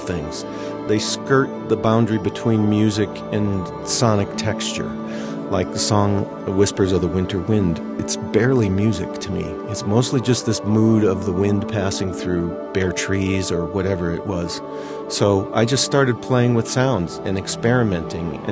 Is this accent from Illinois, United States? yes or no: yes; outside of Chicago, Illinois, United States; growing up outside of Chicago with my brothers